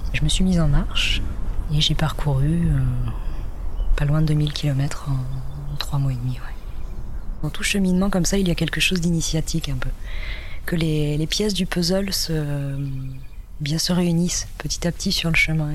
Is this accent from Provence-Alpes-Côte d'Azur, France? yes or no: no; between Nantes and Saint-Nazaire, Pays de la Loire, France; also born or lived in Brittany; Je suis née en Bretagne, euh, en pleine campagne, et, euh, donc j'ai grandi euh, entre Nantes et Saint-Nazaire.